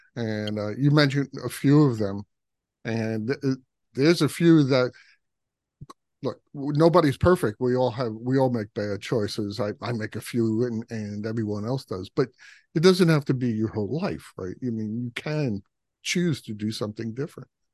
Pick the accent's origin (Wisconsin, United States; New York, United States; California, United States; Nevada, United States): New York, United States; New York City; I grew up in Brooklyn